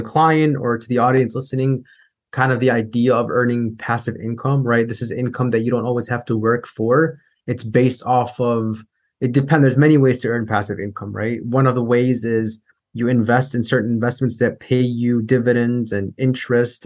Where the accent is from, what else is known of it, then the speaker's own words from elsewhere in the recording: Chicago, Illinois, United States; I grew up in Chicago, Illinois